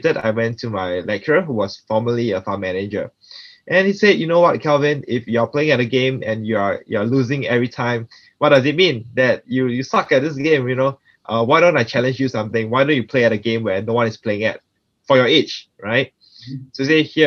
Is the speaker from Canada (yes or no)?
no; Singapore; I'm actually born and raised in Singapore